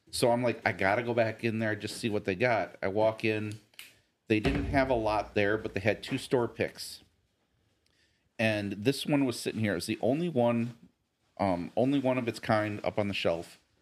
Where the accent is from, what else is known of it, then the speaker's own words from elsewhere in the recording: near Nashville, Tennessee, United States; moved away; I grew up near Nashville.